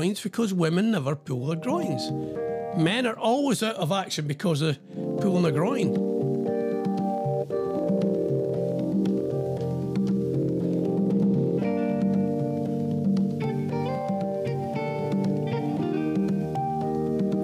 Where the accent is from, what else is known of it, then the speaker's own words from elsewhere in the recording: Scotland, United Kingdom; now in England; I'm Scottish